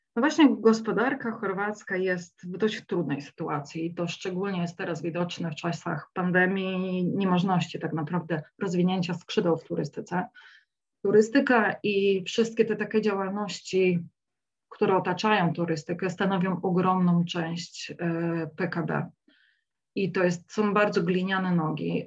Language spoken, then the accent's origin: Polish; Silesian Voivodeship, Poland; now in Zagreb, Croatia; ja też pochodzę ze Śląska